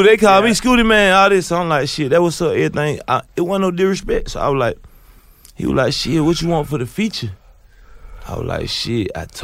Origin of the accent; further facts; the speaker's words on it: Candler Crossing, Georgia, United States; I'm from Candler Crossing, and you to be called Eagles Nest.